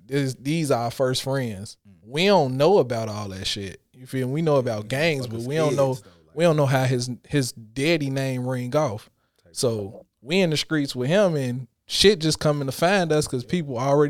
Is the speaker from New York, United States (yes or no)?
no; Illinois, United States; because I grew up, I was born in the Robert Taylor's. Mm-hmm. From there, we moved on 73rd and Evans. From 73rd and Evans, we moved to 81st and Harper.